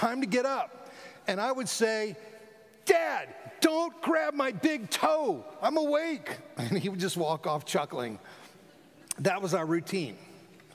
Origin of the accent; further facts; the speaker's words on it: South Florida, United States; I grew up in South Florida